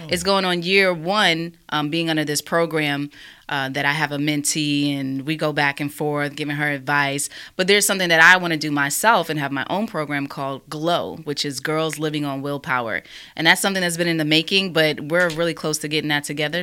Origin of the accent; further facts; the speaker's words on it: New York, United States; moved away; also born or lived in Alabama; I grew up in New York